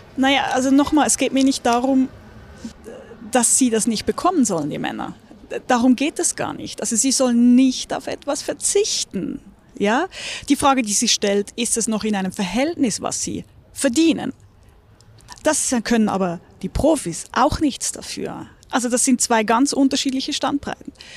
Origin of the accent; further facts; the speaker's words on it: Küsnacht, Zurich, Switzerland; moved away as an adult; now in Munich, Germany; Ich bin am Zürichsee groß geworden.